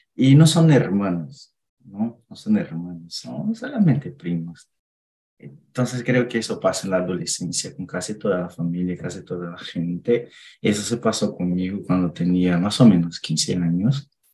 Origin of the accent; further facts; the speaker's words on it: Minas Gerais, Brazil; Spanish is a second language; now in Indaiatuba, Brazil; vivo en Dayatuba, pero soy de Minas